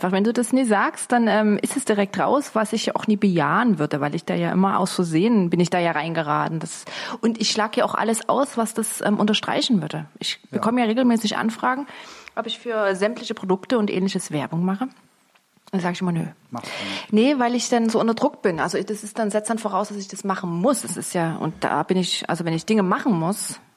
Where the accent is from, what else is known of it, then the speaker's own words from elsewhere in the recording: Dresden, Saxony, Germany; Ja, und ich bin im Friedrichstädter Krankenhaus geboren.